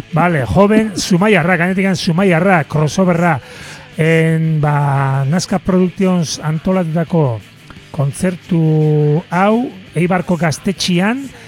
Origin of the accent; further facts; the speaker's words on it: Zarautz, Basque Country, Spain; herrira etorriko gea, gure herrira sarautzea